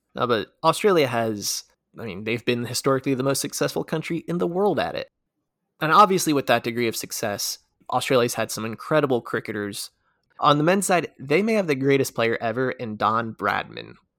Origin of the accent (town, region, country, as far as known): United States